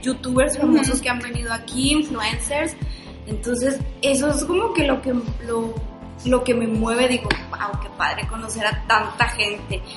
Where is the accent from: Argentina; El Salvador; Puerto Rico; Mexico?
Mexico; Chihuahua; moved away; somos de Chihuahua, somos del norte del país